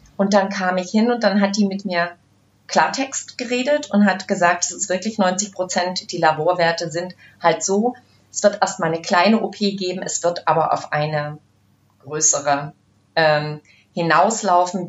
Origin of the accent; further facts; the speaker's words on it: Brandenburg, Germany; ich komme ja aus dem Osten, ich bin ja auch so ein Mädchen, zwar nicht aus Ostberlin, aber aus Brandenburg